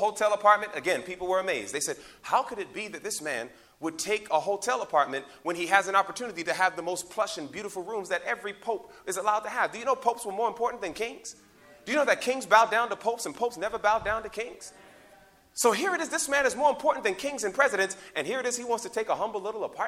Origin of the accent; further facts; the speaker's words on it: United States; as an American